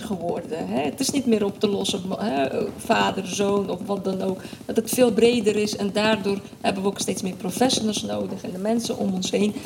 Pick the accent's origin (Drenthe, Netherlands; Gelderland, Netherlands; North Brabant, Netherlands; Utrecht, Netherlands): Gelderland, Netherlands; Nijkerk; ik ben in Nijkerk opgegroeid, eh, dat is Bijbelbelt